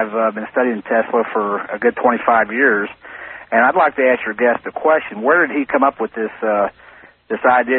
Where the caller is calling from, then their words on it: Leavenworth, Kansas, United States; I'm calling from Leavenworth, Kansas.